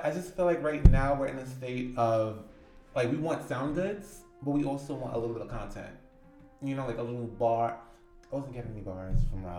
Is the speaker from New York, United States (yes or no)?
yes; New York City, New York, United States; Yeah, I'm from the Bronx, but I don't claim that anymore.